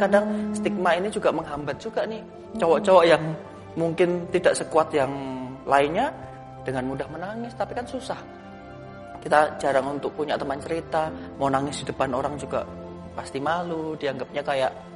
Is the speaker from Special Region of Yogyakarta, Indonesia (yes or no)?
yes; Yogyakarta, Special Region of Yogyakarta, Indonesia; Saya lahir dan besar di Jogja, kuliah dan bekerja juga di Jogja.